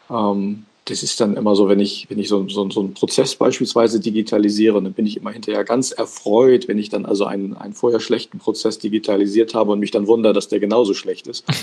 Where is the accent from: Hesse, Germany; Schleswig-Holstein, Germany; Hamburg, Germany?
Hamburg, Germany; born there; ich bin geboren tatsächlich in Hamburg